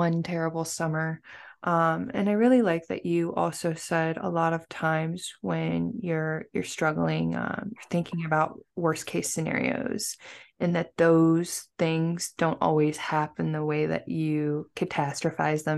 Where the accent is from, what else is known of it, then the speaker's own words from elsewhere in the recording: West Coast, United States; I'm from the West Coast